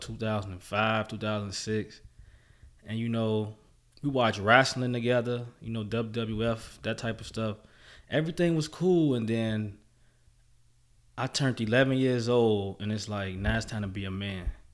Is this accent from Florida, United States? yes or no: no; Chicago, Illinois, United States; my experience in Chicago was good